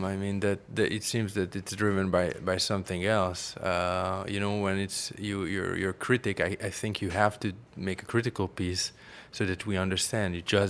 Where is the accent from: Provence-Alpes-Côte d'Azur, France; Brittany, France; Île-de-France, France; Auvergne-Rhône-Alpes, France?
Île-de-France, France; Paris; English is a second language; I grew up in Paris. I have to say that gave me a little bit of another perspective, I guess.